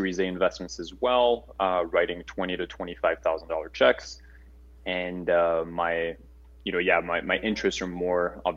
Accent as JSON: {"language": "English", "town": "Paris", "region": "Île-de-France", "country": "France", "tie": "born or raised there", "moved": "as an adult", "lives_now": "United States", "said": "I'm a French native, born and raised in Paris"}